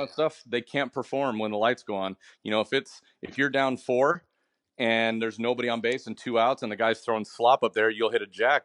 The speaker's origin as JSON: {"language": "English", "region": "Washington", "country": "United States", "said": "I'm from I'm from Washington"}